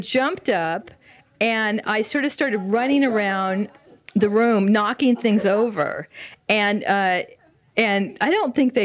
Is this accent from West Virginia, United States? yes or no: no; the Valley, California, United States; accent: Valley; I was from the Valley